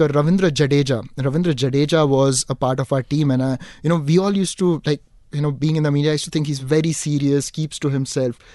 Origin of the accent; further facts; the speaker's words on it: Dubai, United Arab Emirates; now in Mumbai, India; growing up in Dubai